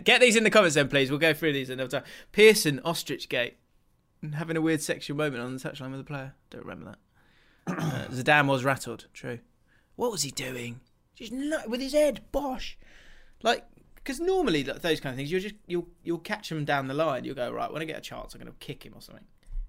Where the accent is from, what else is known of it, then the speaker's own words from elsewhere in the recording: Scotland, United Kingdom; We've been together for a year and she's from California. I'm from Scotland.